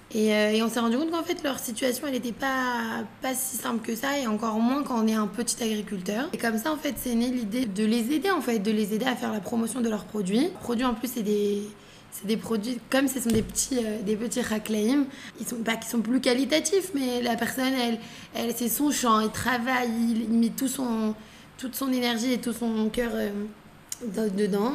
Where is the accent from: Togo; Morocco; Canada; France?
France; Paris, Île-de-France; moved away as an adult; now in Israel; j'ai grandi à Paris